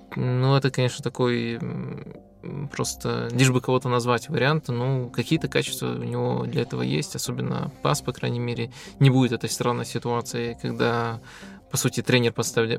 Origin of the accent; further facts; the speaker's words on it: Belarus; я из Беларуси